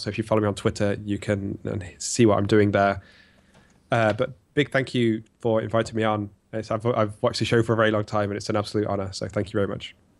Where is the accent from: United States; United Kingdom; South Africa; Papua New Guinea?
United Kingdom; England; as an Englishman